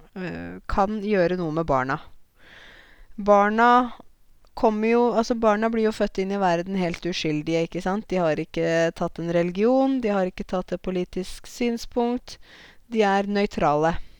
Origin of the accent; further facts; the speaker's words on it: Norway; also born or lived in Zanzibar; sånn sett er jeg jo som nordmann